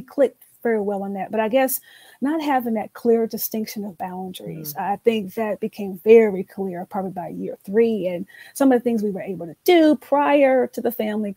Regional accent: the South, United States; now in Atlanta, United States; I was born and raised in the South

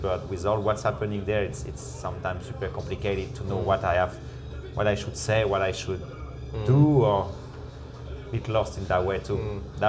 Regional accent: Réunion; English is a second language; also born or lived in France; proud to represent it, even if I'm not born there, I'm born in France, but I arrived there really young, I'm from Reunion.

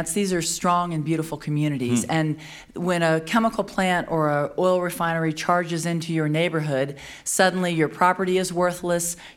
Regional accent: Louisiana, United States; I'm from Louisiana

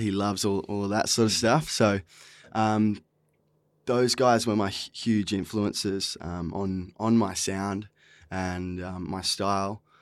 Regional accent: Esperance, Western Australia, Australia; also born or lived in Pilbara; now in Fremantle, Australia; I'm originally from Esperance. Uh, when I was twelve, we moved up to the Pilbara, spent a lot of time up there, and, um, now I'm based in Frio

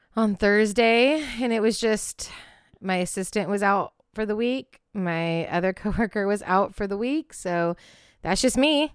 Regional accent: Pacific Northwest, United States; in my home state, the Pacific Northwest

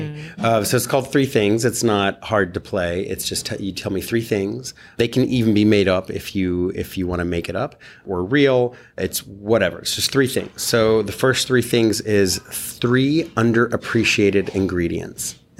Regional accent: California, United States; from California

